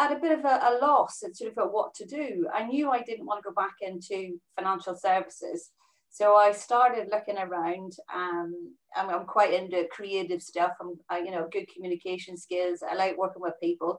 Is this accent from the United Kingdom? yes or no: yes; Northern Ireland, United Kingdom; moved away as an adult; also born or lived in Middlesbrough / Bristol / Belgium / Brazil; I'm originally from Northern Ireland. I left when I was 19